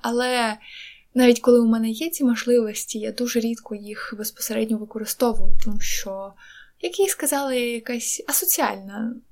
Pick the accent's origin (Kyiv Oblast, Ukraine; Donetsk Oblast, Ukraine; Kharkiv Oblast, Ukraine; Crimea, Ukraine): Donetsk Oblast, Ukraine; Donetsk; moved away; я з Донецьку